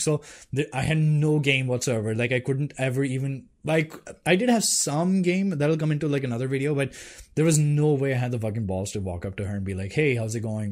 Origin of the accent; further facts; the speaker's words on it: Delhi, India; I'm from Delhi.